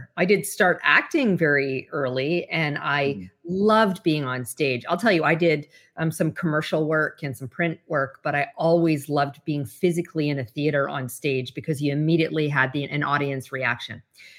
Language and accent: English; Canada; I'm originally from Canada. So I had my Canadian securities license.